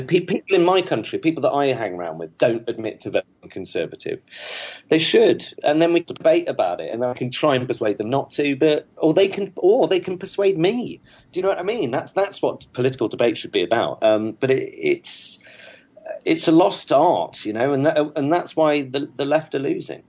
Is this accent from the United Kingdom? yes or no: yes; South West England, United Kingdom; also born or lived in Manchester; I grew up in the West Country of England.